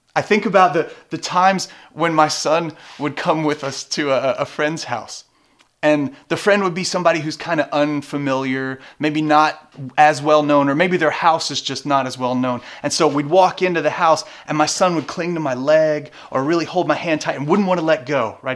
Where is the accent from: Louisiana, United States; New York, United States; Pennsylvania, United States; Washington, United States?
Louisiana, United States; moved away; I grew up in Louisiana